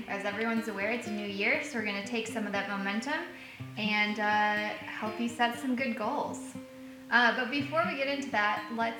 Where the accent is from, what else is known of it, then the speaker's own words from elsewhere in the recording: Wisconsin, United States; moved away as an adult; now in Aiken, United States; I'm originally from Wisconsin